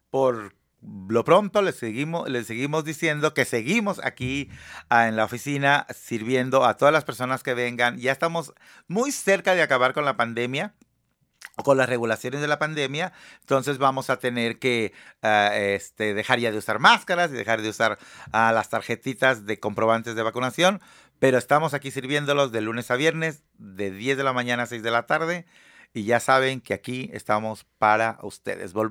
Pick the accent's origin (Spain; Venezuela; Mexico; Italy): Mexico; Tecomán, Colima; Yo soy de Tecomán, Colima.